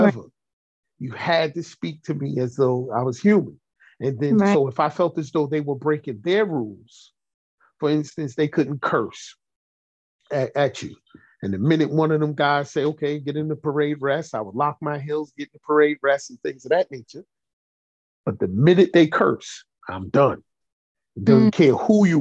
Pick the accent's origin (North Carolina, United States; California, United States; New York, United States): New York, United States; New York City; I was born and raised in Brooklyn